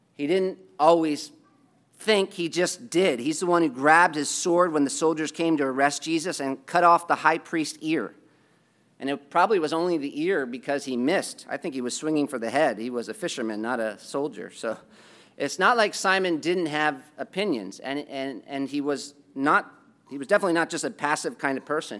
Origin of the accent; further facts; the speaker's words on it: United States; as an American